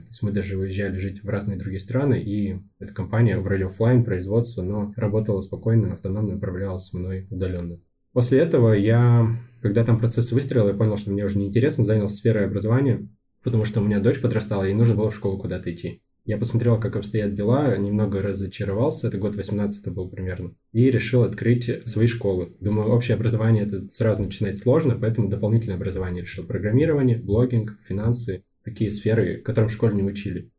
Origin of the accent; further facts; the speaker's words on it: Yekaterinburg, Sverdlovsk Oblast, Russia; Это мой родной город, да. Я успел много где побывать за свою жизнь, но вернулся сюда